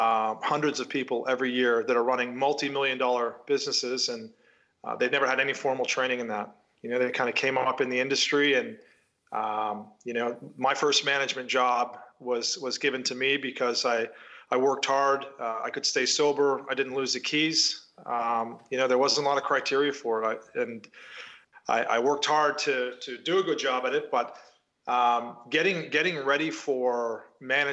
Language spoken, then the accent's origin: English; Canada; moved away as an adult; also born or lived in Toronto / London; I grew up in Canada in a small town